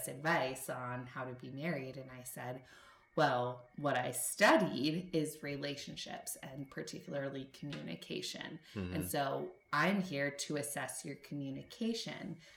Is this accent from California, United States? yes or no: yes; Los Angeles, California, United States; I'm from